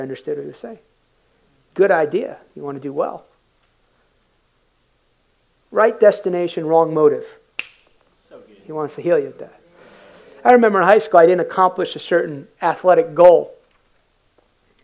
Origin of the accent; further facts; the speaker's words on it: United States; I came in culturally as an American. Work hard. My dad came to this country in 1969, escaped communist Cuba.